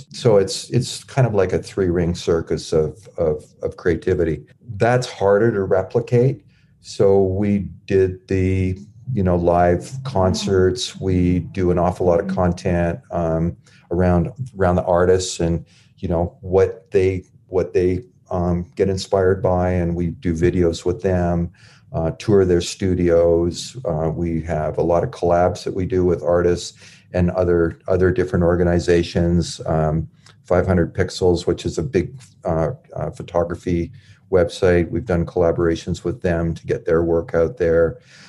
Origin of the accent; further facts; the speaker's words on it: Canada; We did a voter registration because we're Canadian, but we are active in politics.